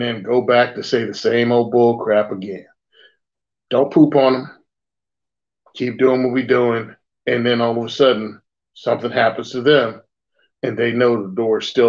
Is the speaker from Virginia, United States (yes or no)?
yes; rural Virginia, United States; moved away; where I came from, I come from Virginia, rural Virginia initially